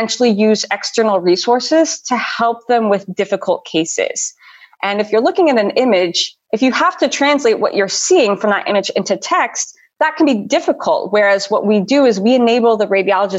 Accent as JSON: {"language": "English", "town": "Chicago", "region": "Illinois", "country": "United States", "also_born_or_lived": "Los Angeles, United States", "moved": "as an adult", "lives_now": "Vienna, Austria", "said": "I'm an American. I'm originally from the Chicago area"}